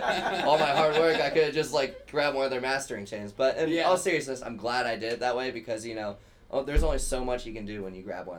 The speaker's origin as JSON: {"language": "English", "town": "Dayton", "region": "Ohio", "country": "United States", "moved": "as an adult", "lives_now": "Chicago, United States", "said": "I'm from Dayton, Ohio."}